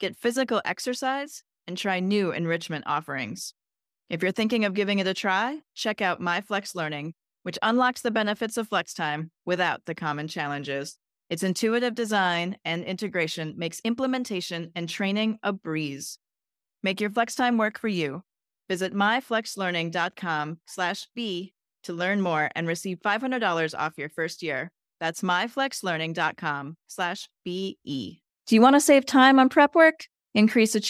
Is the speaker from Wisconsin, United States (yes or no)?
yes; Madison, Wisconsin, United States; I grew up in Wisconsin near Madison.